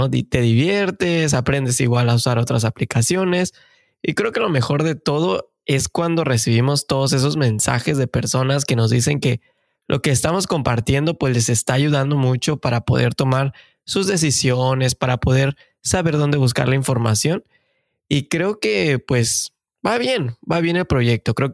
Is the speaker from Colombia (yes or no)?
no; Mexico; moved away as an adult; now in Canada; como siempre decimos y seguramente ya saben, pues somos mexicanos de corazón que venimos a buscar el famosísimo sueño canadiense.